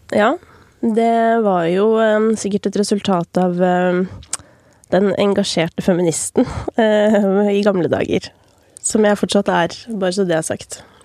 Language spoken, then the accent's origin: Norwegian; Oppegård, Akershus, Norway; satt jeg i kommunestyret i Oppegård, der jeg kommer fra